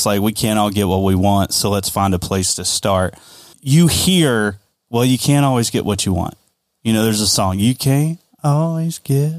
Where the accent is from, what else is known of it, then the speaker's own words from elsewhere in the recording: the South, United States; We're from the South, man.